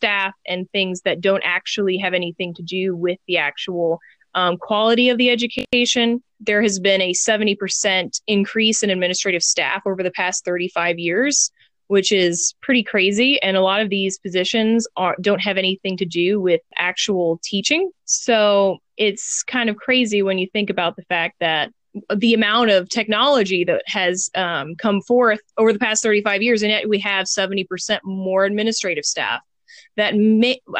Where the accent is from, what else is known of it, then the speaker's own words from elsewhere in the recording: Houston, Texas, United States; now in North Carolina, United States; I was born and raised in Houston.